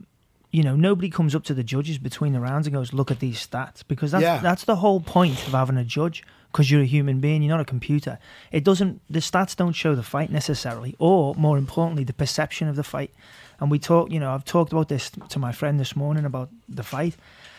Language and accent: English; Liverpool, North West England, United Kingdom; And so I'm really happy for Till because I'm from Liverpool.